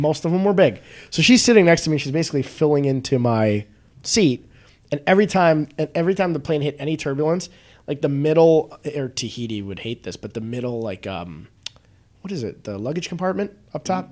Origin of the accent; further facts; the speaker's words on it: Northbrook, Illinois, United States; I grew up in Northbrook